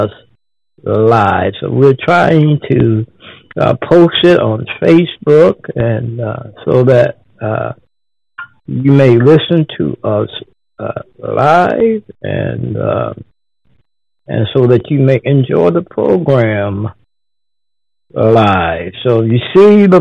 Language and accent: English; Texas, United States; now in Ohio, United States; I'm from Texas